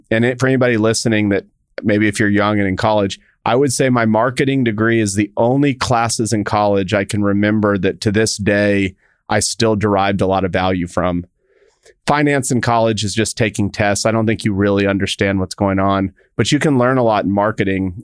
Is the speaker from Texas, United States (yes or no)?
yes; El Paso, Texas, United States; I grew up in El Paso, Texas